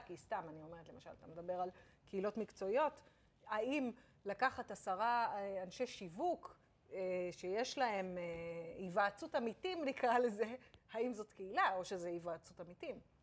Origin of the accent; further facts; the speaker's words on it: Israel; אנחנו ישראלים